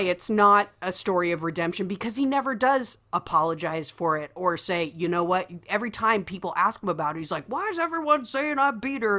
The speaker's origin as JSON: {"language": "English", "region": "Midwest", "country": "United States", "tie": "born or raised there", "said": "growing up in the Midwest"}